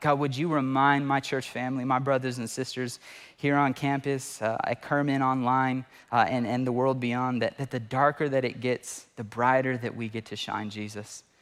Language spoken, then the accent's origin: English; Fresno, California, United States; I lived in Fresno, born and raised in Fresno